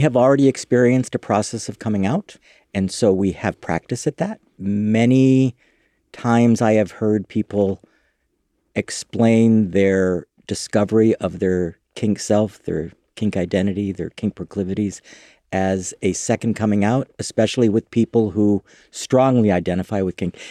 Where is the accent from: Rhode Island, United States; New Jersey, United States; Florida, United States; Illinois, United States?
Illinois, United States; Chicago; moved away as an adult; also born or lived in New York / Los Angeles; now in San Francisco, United States; I grew up in Chicago, Illinois.